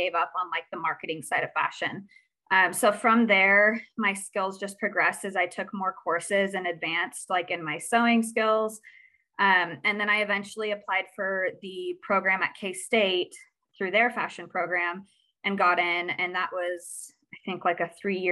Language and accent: English; Midwest, United States; I was born and raised here in the Midwest